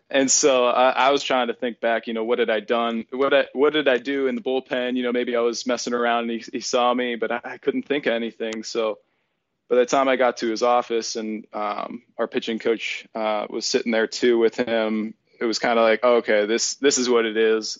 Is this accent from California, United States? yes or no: no; Erie, Pennsylvania, United States; my hometown of Erie, Pennsylvania